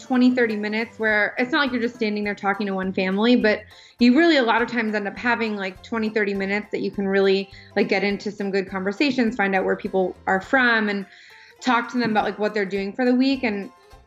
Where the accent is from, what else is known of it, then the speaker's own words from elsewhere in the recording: Pennsylvania, United States; moved away as an adult; I grew up in Pennsylvania